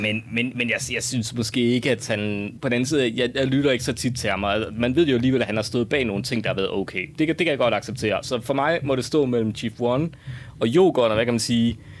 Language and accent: Danish; West Jutland, Central Denmark Region, Denmark; moved away; derude i Vestjylland, hvor jeg voksede op